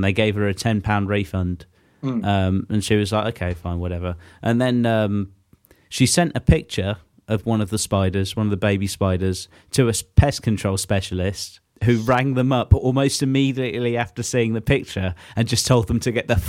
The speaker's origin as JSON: {"language": "English", "region": "England", "country": "United Kingdom", "said": "we cram a lot of events into our winter calendar, don't we, as English"}